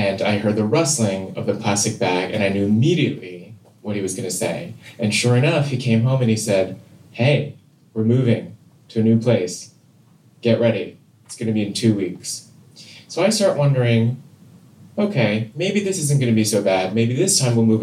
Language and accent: English; Seoul, South Korea; I grew up in Seoul, South Korea